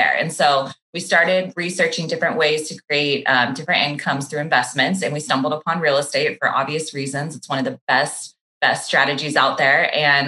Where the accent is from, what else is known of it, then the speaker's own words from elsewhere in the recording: Sacramento, California, United States; moved away as an adult; now in Los Angeles, United States; I grew up in Northern California in Sacramento